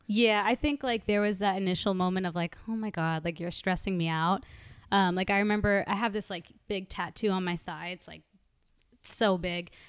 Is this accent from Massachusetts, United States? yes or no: no; New York, United States; moved away as an adult; now in Los Angeles, United States; I'm originally from Brooklyn, New York